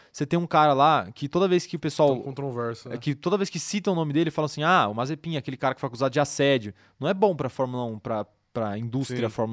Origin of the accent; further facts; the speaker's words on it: Campinas, São Paulo, Brazil; A gente é do interior de São Paulo. Campinas, ali, região.